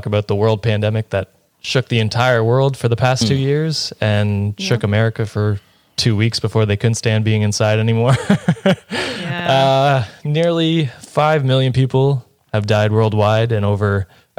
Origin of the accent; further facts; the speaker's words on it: Canada; as a Canadian